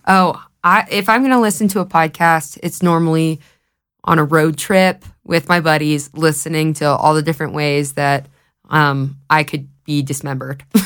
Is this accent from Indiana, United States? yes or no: no; Knoxville, Tennessee, United States; moved away as an adult; now in Colorado, United States; I'm from Knoxville, Tennessee, but, um, I moved out here in twenty twenty